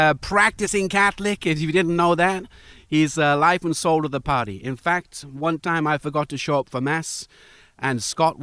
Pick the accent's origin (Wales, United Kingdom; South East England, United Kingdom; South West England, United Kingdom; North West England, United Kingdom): Wales, United Kingdom; I'm from Wales.